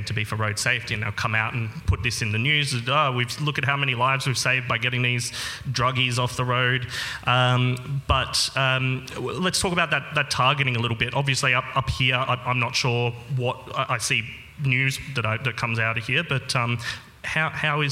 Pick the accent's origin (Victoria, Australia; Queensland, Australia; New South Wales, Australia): Victoria, Australia